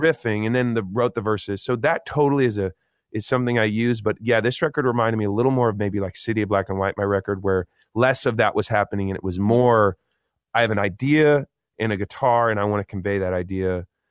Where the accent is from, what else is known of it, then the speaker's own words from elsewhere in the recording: Eugene, Oregon, United States; Growing up in Eugene, Oregon, that was like a cool thing to be creative.